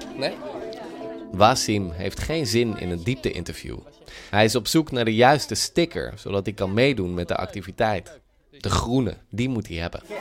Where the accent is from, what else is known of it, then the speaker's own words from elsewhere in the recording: Netherlands; wij hebben als Nederlanders natuurlijk eh, een samenleving die heel pluriform is